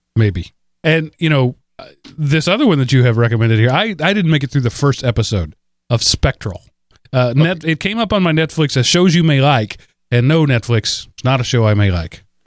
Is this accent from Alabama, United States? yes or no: no; Texas, United States; I'm from Texas